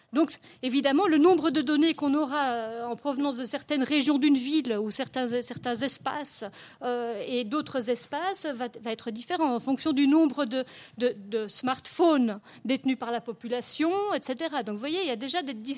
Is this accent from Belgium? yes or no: yes; Belgium; chez nous en Belgique